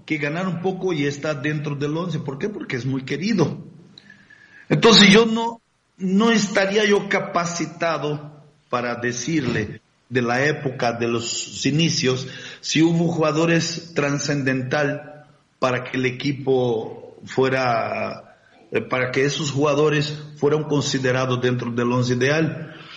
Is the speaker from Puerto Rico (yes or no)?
no; Brazil; moved away as an adult; now in Mexico; desde que salí de Brasil y me vengo a la América